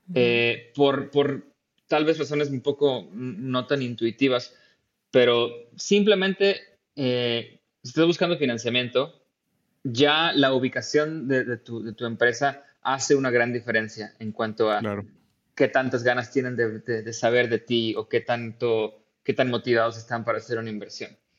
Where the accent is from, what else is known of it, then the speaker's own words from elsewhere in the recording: Tampico, Tamaulipas, Mexico; moved away as an adult; also born or lived in India / California, United States; now in Germany; yo soy de Tampico y, estuve ahí pues casi toda, toda, eh, todo mi tiempo de estudiante